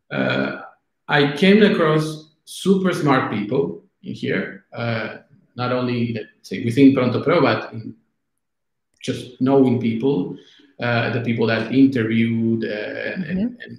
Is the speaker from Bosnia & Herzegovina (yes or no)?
no; Argentina; English is a second language; now in Italy; when I came from Argentina to Italy.